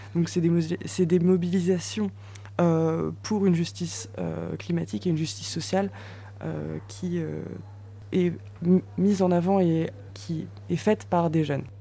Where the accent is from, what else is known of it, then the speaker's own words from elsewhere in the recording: Metz, Grand Est, France; moi je suis messine, je viens de Metz dans l'est de la France